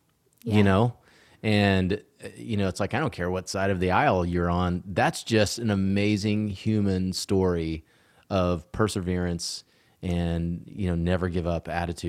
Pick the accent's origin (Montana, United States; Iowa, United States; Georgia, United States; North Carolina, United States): Georgia, United States; moved away; I miss my home state. I've lived in Texas yeah. now for a long time, and I always love Georgia.